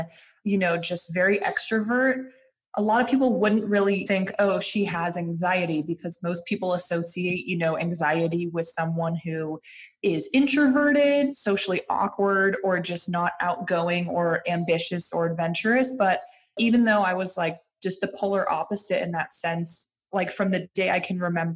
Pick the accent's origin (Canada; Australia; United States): United States; Lafayette, California; I grew up outside of San Francisco in a little suburban town called Lafayette.